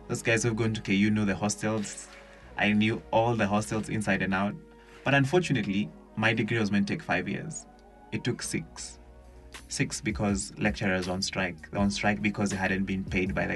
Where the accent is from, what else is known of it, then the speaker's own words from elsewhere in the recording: Kenya; I'm a Kenyan youth who suffered